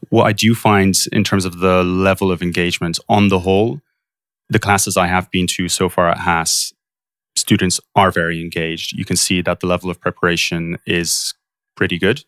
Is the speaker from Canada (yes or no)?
no; Poland; moved away as an adult; also born or lived in London, United Kingdom / Warwick, United Kingdom; now in Bay Area, United States; I grew up most of my life in Poland, and I went through the British school system